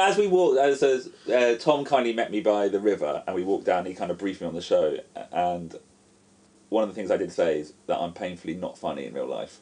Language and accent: English; United Kingdom; now in Japan; I'm British